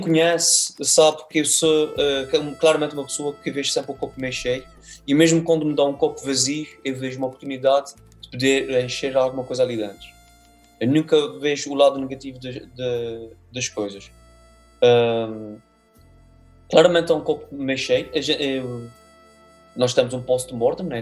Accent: Azores, Portugal; Nós cá nos Açores

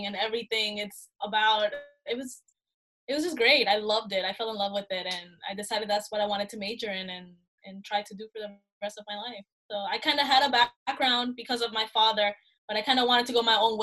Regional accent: Honduras; moved away; I'm Honduran, so I was born in Honduras, and my dad over there, he is a television and radio personality.

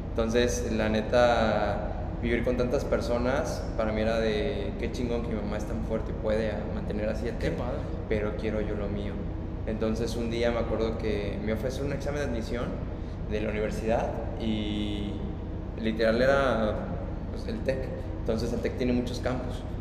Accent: Michoacán, Mexico; born there; also born or lived in Veracruz / Tabasco / Oaxaca / Monterrey; now in Querétaro, Mexico; nací en Michoacán, he vivido en Veracruz, en Tabasco, en Oaxaca, he vivido en Monterrey, en Guadalajara, obviamente aquí en Querétaro, en Villahermosa

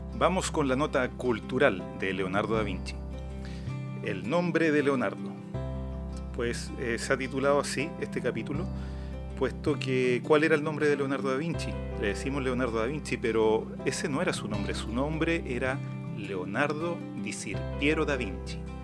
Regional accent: Araucanía, Chile; yo nací en la Araucanía

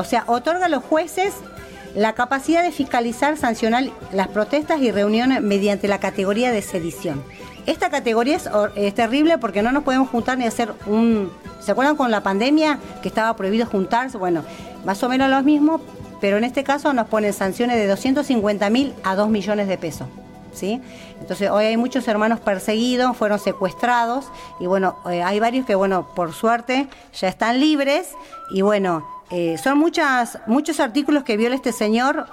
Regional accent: Perico, Jujuy, Argentina; comunidades como el Pongo, de donde soy yo, de Perico

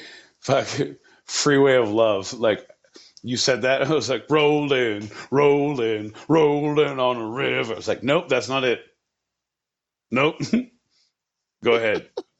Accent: New Jersey, United States; We're from Jersey, baby. We're from Jersey.

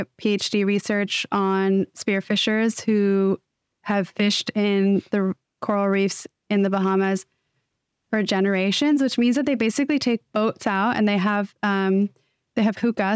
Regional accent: Bay Area, Northern California, United States; born or raised there

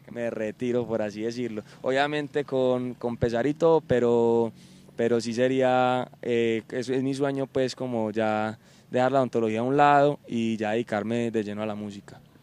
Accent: Medellín, Antioquia, Colombia; soy cantante acá de Medellín

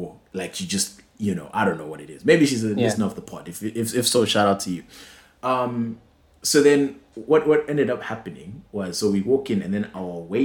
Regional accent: Bulawayo, Zimbabwe; moved away

